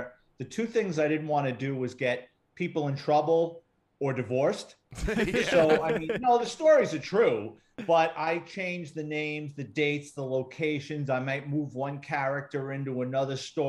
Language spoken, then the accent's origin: English; New York City, New York, United States; I grew up in the Bronx, New York City